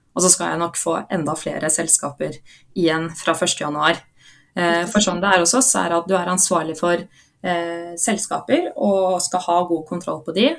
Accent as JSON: {"language": "Norwegian", "region": "Oslo", "country": "Norway", "said": "Jeg er fra Oslo"}